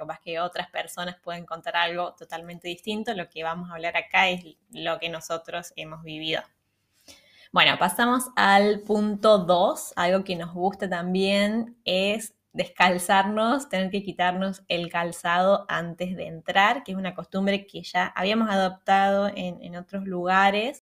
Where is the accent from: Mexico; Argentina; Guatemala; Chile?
Argentina; moved away; en Argentina no estamos acostumbrados